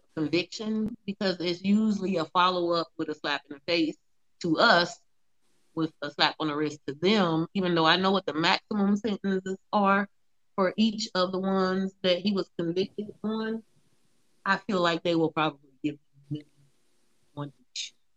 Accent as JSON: {"language": "English", "region": "Ohio", "country": "United States", "said": "I'm from Ohio"}